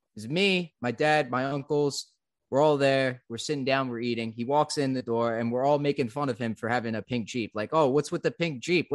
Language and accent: English; central New Jersey, United States; in my town, in middle, smack dab in the middle of nowhere, central New Jersey